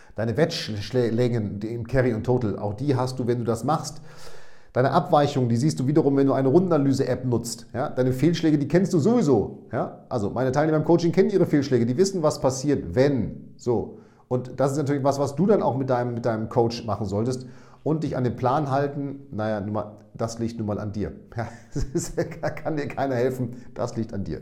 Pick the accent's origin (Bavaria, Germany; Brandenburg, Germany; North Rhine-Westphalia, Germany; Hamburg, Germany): North Rhine-Westphalia, Germany; Münster; now in Bremen, Germany; in meine Geburtsstadt zu meinen Eltern